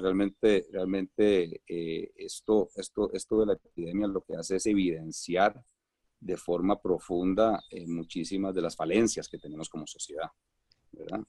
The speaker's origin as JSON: {"language": "Spanish", "country": "Costa Rica", "moved": "yes", "lives_now": "Colombia", "said": "soy costarricense, bueno, soy costarricense y, y, pero tengo un, un corazón medio colombiano. Colombia me ha, me ha recibido con, con los brazos abiertos y, y tengo mi residencia allá"}